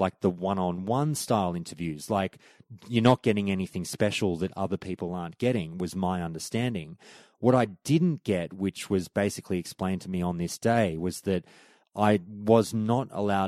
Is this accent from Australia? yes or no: yes; Australia; I'm Australian media